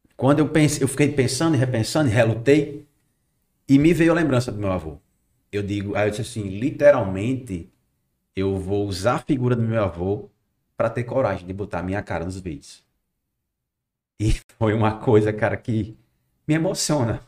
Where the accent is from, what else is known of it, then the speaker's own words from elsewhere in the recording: Macau, Rio Grande do Norte, Brazil; Sou natural aqui de Macau